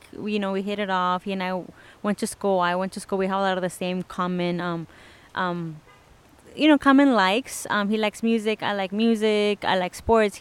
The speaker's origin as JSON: {"language": "English", "town": "Anaheim", "region": "California", "country": "United States", "tie": "born or raised there", "lives_now": "Santa Ana, United States", "said": "I was raised in Anaheim."}